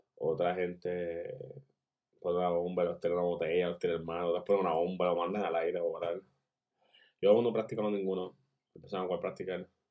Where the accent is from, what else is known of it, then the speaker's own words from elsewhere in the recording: Puerto Rico; Yo soy puertorriqueño.